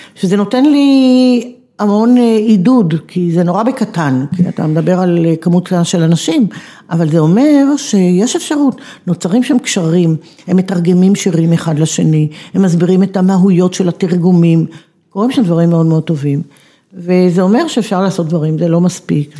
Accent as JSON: {"language": "Hebrew", "area": "Negev", "region": "Southern District", "country": "Israel", "said": "אני באה משם"}